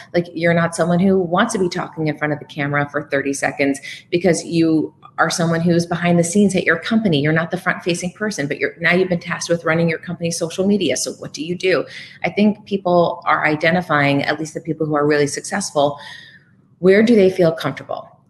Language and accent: English; Bethlehem, Pennsylvania, United States; moved away as an adult; also born or lived in New York / Burlington, Vermont; now in Los Angeles, United States; I started at a local edition of CNN Headline News in my hometown of Bethlehem, Pennsylvania